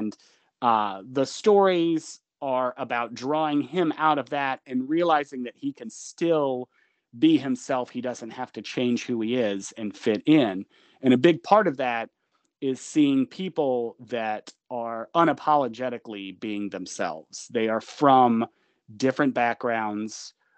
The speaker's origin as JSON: {"language": "English", "region": "Georgia", "country": "United States", "said": "I'm from Georgia. I wouldn't say rural, but it was definitely like horse country."}